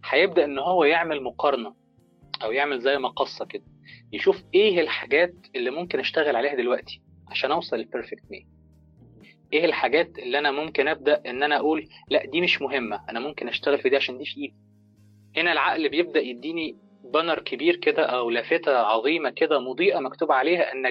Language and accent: Arabic; Egypt; بيفضل قاعد في البيرفكت مي بقى وقاعد ومدد رجليه زي ما بنقول عندنا في مصر كده